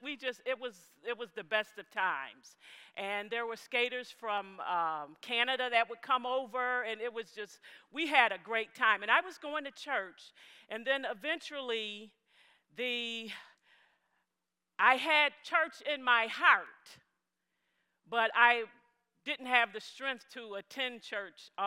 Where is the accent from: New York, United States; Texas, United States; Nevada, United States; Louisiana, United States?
New York, United States; Buffalo; I'm from Buffalo, New York. I was born and raised in Buffalo, New York